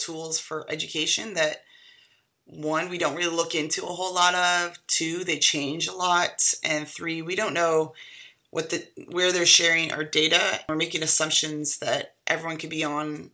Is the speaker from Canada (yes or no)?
yes; Canada; now in United States; I am a Canadian